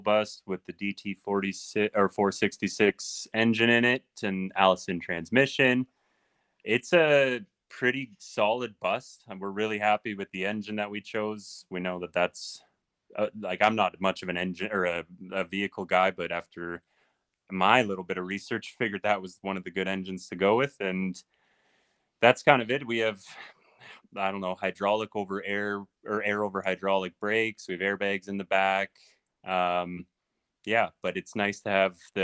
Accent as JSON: {"language": "English", "town": "Elmira", "region": "Ontario", "country": "Canada", "tie": "born or raised there", "moved": "yes", "said": "I'm from a little town called Elmira, or that's where I grew up, and that's where my whole family still is"}